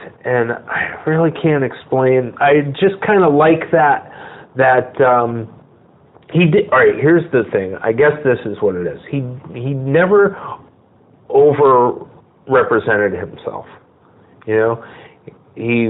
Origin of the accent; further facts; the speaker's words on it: Bridgeport, Connecticut, United States; moved away as an adult; also born or lived in Norwalk, Connecticut; now in Los Angeles, United States; I'm from Bridgeport, Connecticut